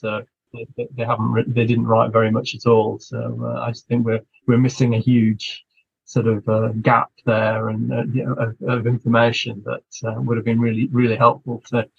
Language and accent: English; Lancashire, North West England, United Kingdom; Because I'm originally from Lancashire